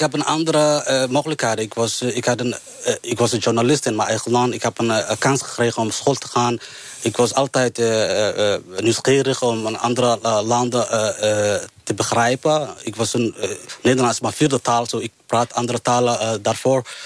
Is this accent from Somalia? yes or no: yes; Somalia; Dutch is a second language; now in Netherlands; Ik kom uit Somalië